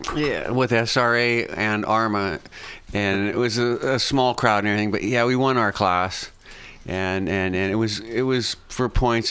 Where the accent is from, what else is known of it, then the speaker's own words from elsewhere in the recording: United States; I'm American